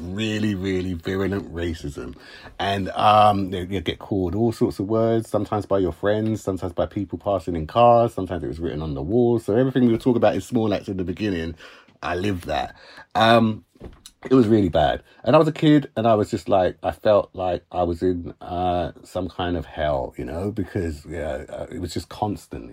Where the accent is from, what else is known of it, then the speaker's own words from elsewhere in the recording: Uxbridge, London, United Kingdom; also born or lived in Hammersmith, London; So I was born in Hammersmith, West London, but when I was about three, my mum and dad moved to Uxbridge